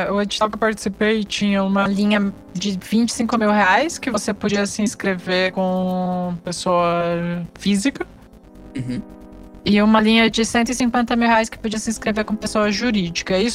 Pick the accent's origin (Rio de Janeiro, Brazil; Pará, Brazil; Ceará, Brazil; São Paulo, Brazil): Rio de Janeiro, Brazil; Da minha terra, Rio de Janeiro?